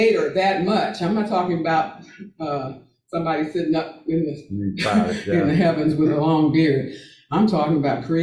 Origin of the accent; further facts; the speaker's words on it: Texas, United States; moved away; my home state of Texas